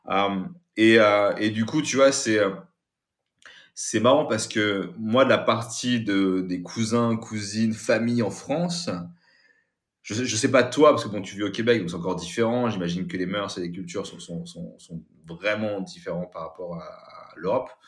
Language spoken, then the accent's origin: French; Kathmandu, Bagmati, Nepal; born there; moi je suis né, tu vois, au Népal, à Katmandou.